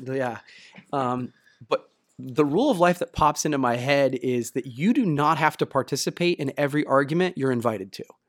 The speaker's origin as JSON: {"language": "English", "region": "Ohio", "country": "United States", "said": "I'm from Ohio, the Midwest, and so much more humidity"}